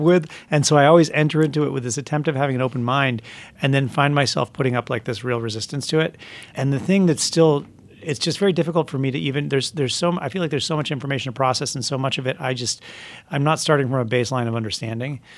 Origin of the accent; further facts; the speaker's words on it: Vermont, United States; moved away; I'm from Vermont